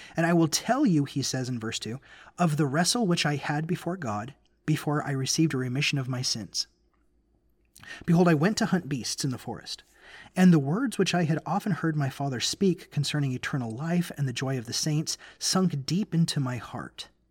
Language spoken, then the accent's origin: English; Memphis, Tennessee, United States; moved away; also born or lived in Utah / Nashville, Tennessee / Bakersfield, California; I grew up in Memphis, Tennessee, so it's kind of a bit like going back home for me